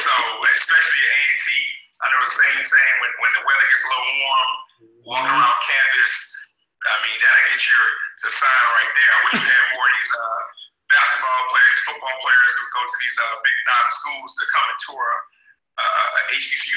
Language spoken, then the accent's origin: English; the South, United States; growing up in the South